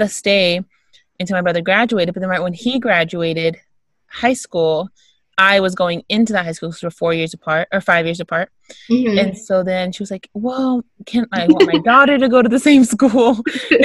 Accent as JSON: {"language": "English", "region": "Texas", "country": "United States", "said": "I'm from Texas"}